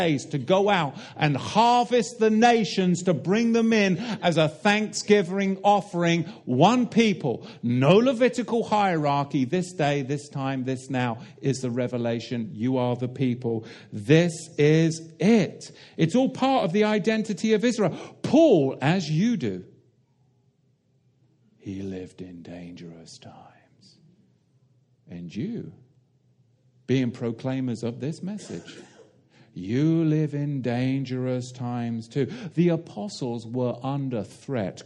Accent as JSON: {"language": "English", "country": "United Kingdom", "said": "I come from the Tin Islands"}